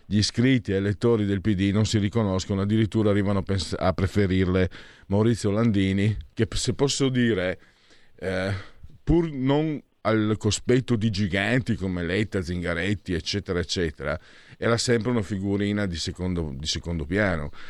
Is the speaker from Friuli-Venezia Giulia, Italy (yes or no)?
yes; Friuli-Venezia Giulia, Italy; l'ho letto io per intiero quell'articolo perché vengo dal Friuli